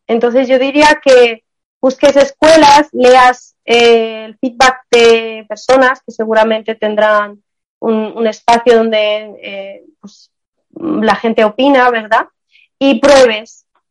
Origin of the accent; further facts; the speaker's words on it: Armenia; yo soy también de Armenia, soy del Medio Oriente